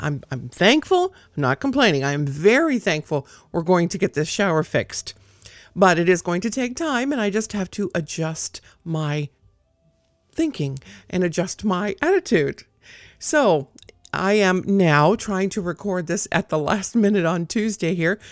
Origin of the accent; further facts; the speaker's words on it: South Gate, California, United States; now in North Idaho, United States; I grew up down there